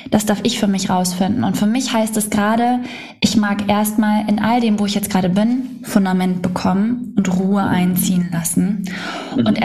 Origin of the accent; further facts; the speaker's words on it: Schwedeneck, Schleswig-Holstein, Germany; Ja, nicht ganz, genau, äh, Schwedeneck.